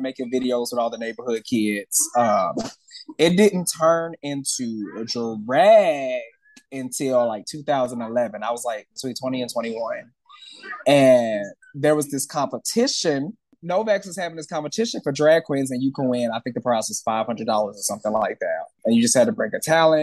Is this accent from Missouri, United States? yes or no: yes; St. Louis, Missouri, United States; also born or lived in Atlanta, Georgia; now in Los Angeles, United States; I grew up in St. Louis, Missouri, right in the middle of the map.